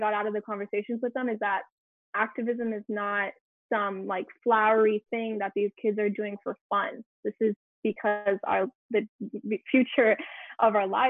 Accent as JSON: {"language": "English", "region": "South Florida", "country": "United States", "tie": "born or raised there", "said": "living in Miami, growing up in South Florida"}